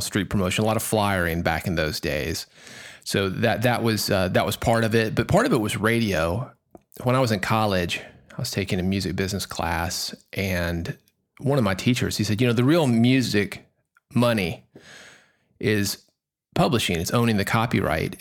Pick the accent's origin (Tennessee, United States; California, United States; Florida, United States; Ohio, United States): Tennessee, United States; Nashville; I grew up in Nashville